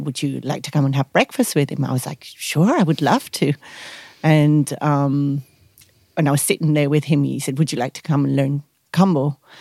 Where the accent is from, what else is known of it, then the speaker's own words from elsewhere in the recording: Spain; moved away as an adult; now in South Africa; I come from Spain, but I've been a nomad traveling the world for seven years now. I actually chose to stay here in South Africa.